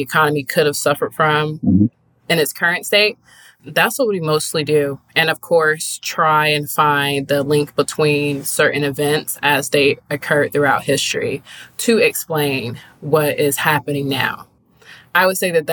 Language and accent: English; Riverdale, Georgia, United States; where I'm from Riverdale, Georgia